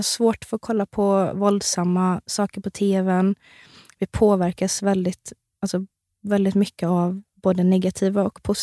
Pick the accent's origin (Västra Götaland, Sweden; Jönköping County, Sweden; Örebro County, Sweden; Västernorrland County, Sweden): Jönköping County, Sweden; Värnamo; Värnamo. Värnamo.